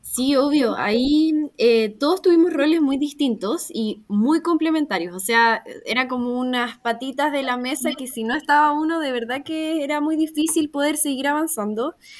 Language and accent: Spanish; Viña del Mar, Valparaíso, Chile; also born or lived in Valdivia / Concepción; yo nací en Valdivia, eh, mi familia se formó en Valdivia y luego nos vinimos a, Viña y pasamos por Conce y después Viña, cuando yo tenía, no sé, cinco años, así que la verdad también soy viña marina de corazón